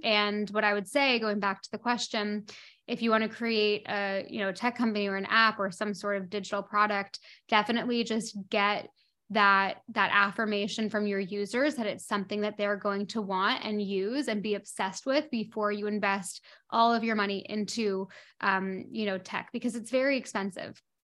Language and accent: English; Toronto, Ontario, Canada; moved away as an adult; also born or lived in London; now in Bahamas; So, I grew up in Toronto, in Canada, and I left Toronto when I was eighteen, nineteen years old